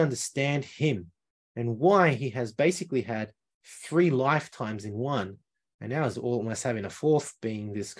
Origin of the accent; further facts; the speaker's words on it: Lima, Peru; moved away; I come from Peru, from Lima, but not the center of Lima where the rich people were. I come from 2 hours north on the base of the Andes Mountains